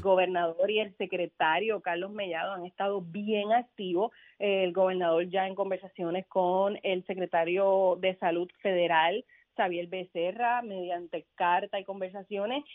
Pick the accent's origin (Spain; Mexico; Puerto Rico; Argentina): Puerto Rico